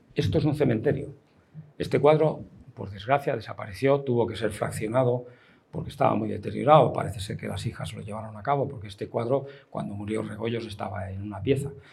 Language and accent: Spanish; Alicante, Valencian Community, Spain; yo soy nacido en Alicante